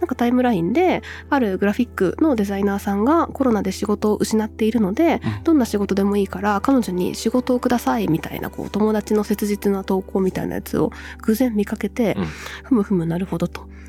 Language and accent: Japanese; Wakayama countryside, Japan; moved away as an adult; also born or lived in Tokyo; 和歌山の田舎から出てきたばかり